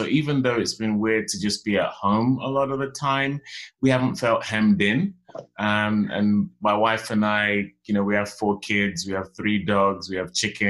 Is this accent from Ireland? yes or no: no; Western Nigeria, Nigeria; I'm from the Yoruba tribe in Nigeria, from Western Nigeria. It's funny, actually, because my mom was Igbo and my dad Yoruba. But, you know, and being from a traditional Nigerian family, you inherit your father's tribe.